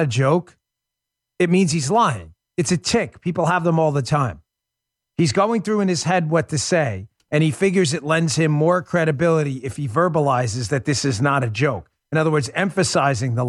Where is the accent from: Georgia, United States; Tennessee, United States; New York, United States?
New York, United States; New York City; growing up in Queens